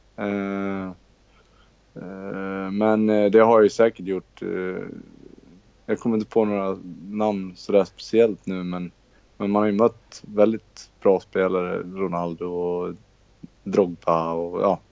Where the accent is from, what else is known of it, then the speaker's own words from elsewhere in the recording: Borlänge, Dalarna County, Sweden; moved away as an adult; also born or lived in Netherlands; now in Borås, Sweden; Jag kommer från Borlänge. Born and raised och, eh, sen flyttade jag till Borås, eh, när jag var nitton